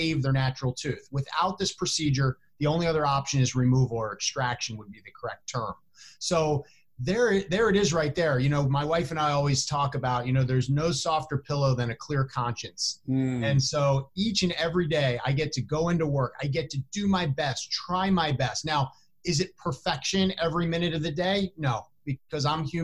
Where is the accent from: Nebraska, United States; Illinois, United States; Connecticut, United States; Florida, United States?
Illinois, United States; Chicago; within Chicago, here in my hometown